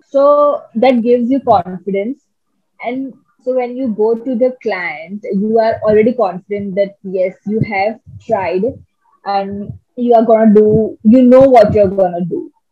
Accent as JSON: {"language": "English", "town": "Mumbai", "region": "Maharashtra", "country": "India", "said": "So uh, when I came, I came from Bombay."}